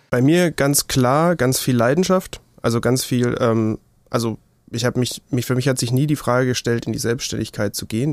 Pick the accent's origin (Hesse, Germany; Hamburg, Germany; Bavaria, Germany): Bavaria, Germany; Würzburg; Ich bin in Würzburg geboren. Ich lebe immer noch in Würzburg. Mich hat es nicht weit verschlagen